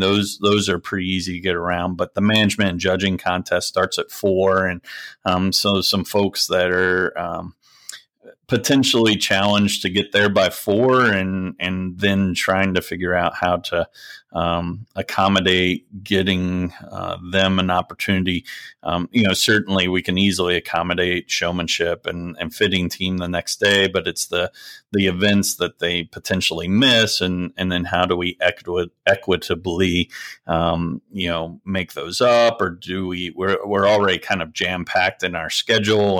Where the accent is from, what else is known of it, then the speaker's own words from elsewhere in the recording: southeast Pennsylvania, United States; moved away; also born or lived in Lancaster County / Doylestown / Bucks County; I grew up on a dairy goat farm, but, um, it, it was actually in southeast Pennsylvania, not far from, uh, Harrisburg.